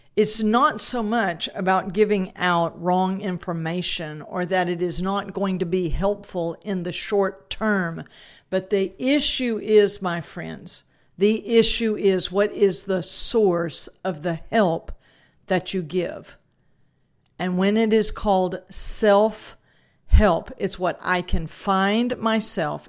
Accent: South Louisiana, United States; because I was raised in Louisiana, uh, that, and more South Louisiana than North

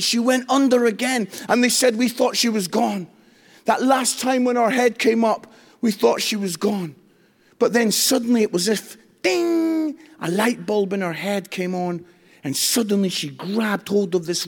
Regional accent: Edinburgh, Scotland, United Kingdom; moved away as an adult; now in England; I come from Edinburgh

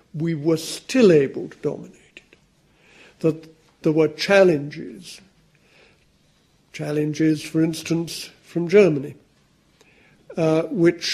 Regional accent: United Kingdom; It's jolly nice being British now

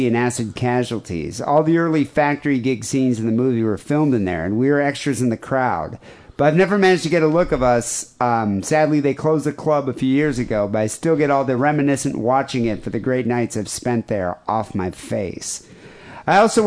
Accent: South Africa; moved away; I grew up in South Africa

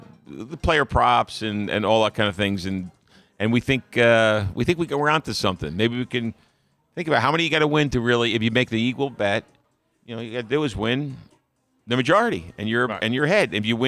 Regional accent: New Jersey, United States; born or raised there

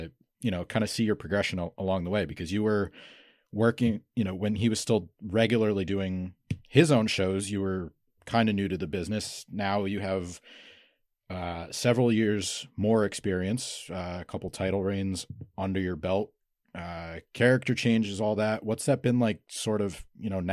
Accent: Northeast Pennsylvania, United States; I'm from Northeast Pennsylvania too

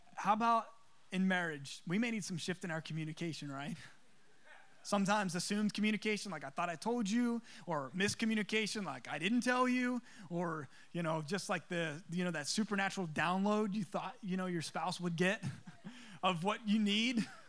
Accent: East Coast, United States; moved away; I'm from the East Coast. We call them subs.

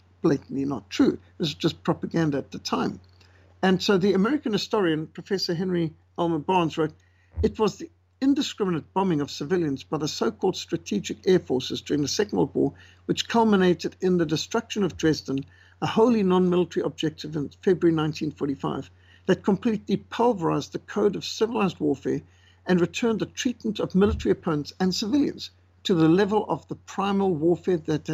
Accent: South Africa; we knew about Winston Churchill somewhat in South Africa

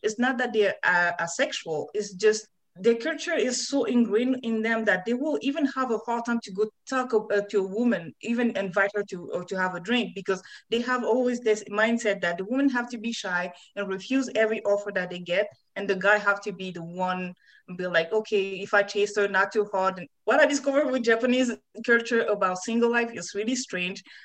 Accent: France; English is a second language; moved away; where I come from, especially growing up in France

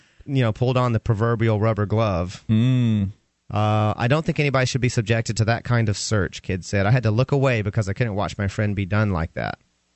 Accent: Atlanta, Georgia, United States; moved away; In Atlanta, which is my hometown

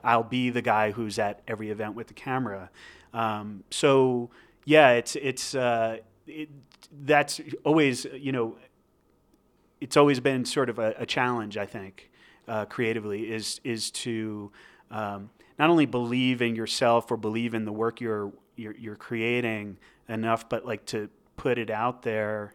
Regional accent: New Jersey, United States; moved away as an adult; now in Albuquerque, United States; I grew up in New Jersey, um, and I was there until I was twenty-six years old.

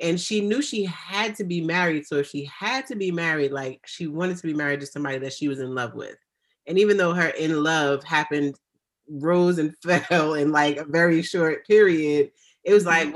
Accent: United States; I am African American

